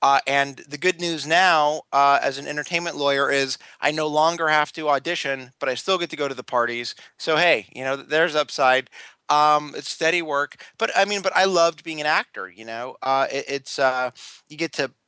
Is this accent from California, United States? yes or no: yes; Los Angeles, California, United States; born or raised there